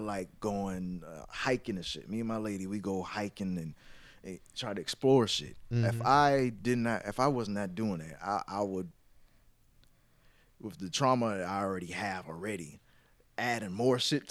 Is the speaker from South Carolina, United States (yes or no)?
yes; Mount Pleasant, South Carolina, United States; I rep Charleston, but I'm by the way, I'm from Mount Pleasant, but I just rep Charleston as a whole